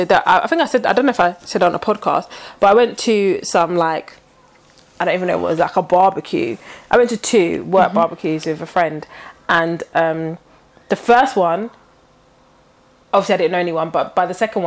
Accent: Nigeria; I'm Nigerian too.

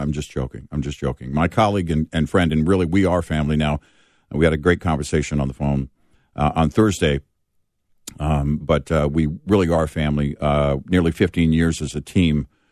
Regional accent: the South, United States; I grew up in the South

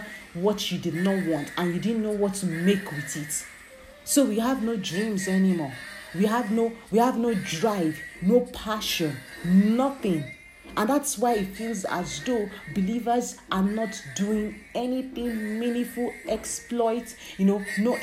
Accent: Nigeria; growing up in Nigeria, being born as an African child or being born as a Nigerian

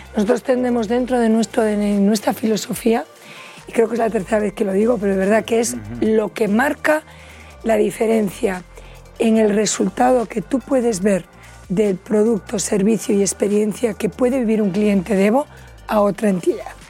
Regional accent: Vigo, Galicia, Spain; los dos somos gallegos, desde Pontevedra, yo soy de Vigo

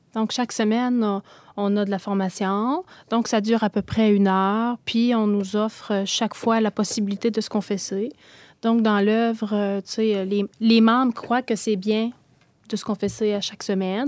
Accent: Gaspésie, Quebec, Canada; je viens de la Gaspésie, d'une famille là où la foi, c'était comme la première communion

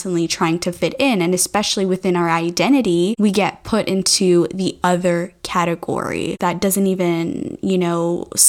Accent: Mauritius; I'm from Mauritius Island

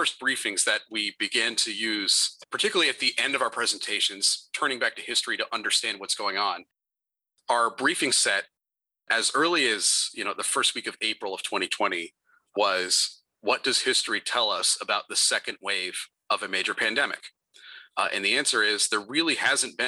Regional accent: Northern Virginia, United States; I grew up in Northern Virginia

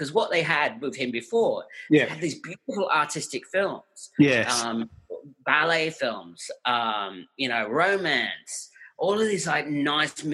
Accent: England, United Kingdom; moved away; I grew up in England, so any Sunday afternoon, they would always have one of their movies on BBC Two

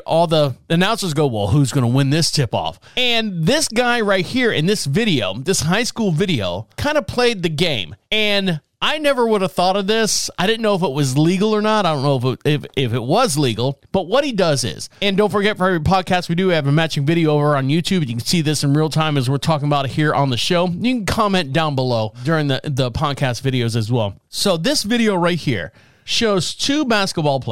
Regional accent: Orlando, Florida, United States; I was born and raised in Orlando

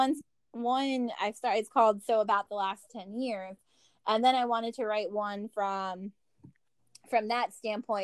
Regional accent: Virginia, United States; also born or lived in Rahway, New Jersey; I grew up here in Virginia

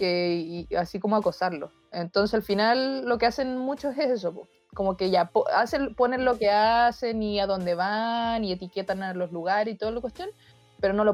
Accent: Chile; soy niña, tengo 12, de Chile.

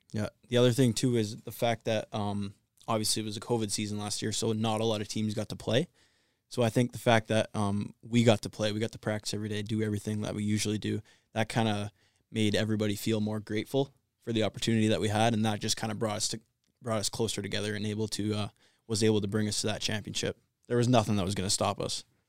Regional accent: Vancouver, British Columbia, Canada; moved away; also born or lived in Ontario; I'm from Vancouver, Canada, so I'm pretty far away.

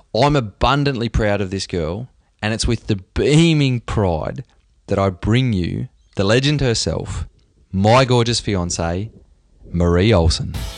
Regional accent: Australia; I'm an Aussie

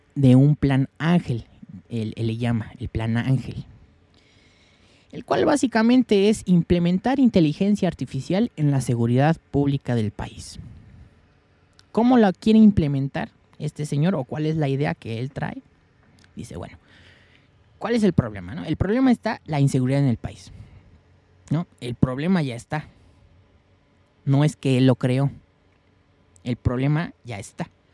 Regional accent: Mexico; yo soy de México

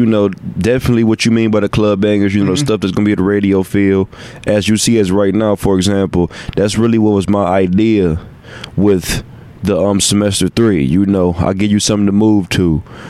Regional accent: Cleveland, Ohio, United States; I'm from Cleveland, so I'm hollering.

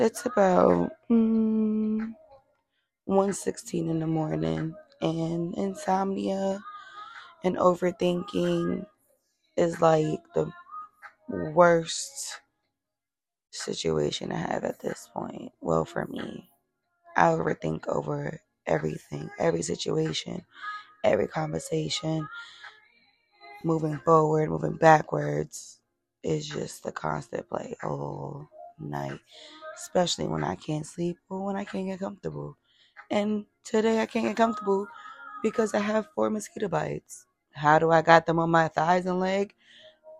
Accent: New York, United States; We're from New York

